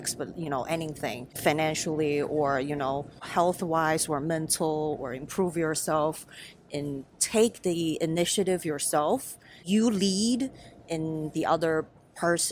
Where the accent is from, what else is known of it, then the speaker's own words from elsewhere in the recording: China; moved away; I grew up in China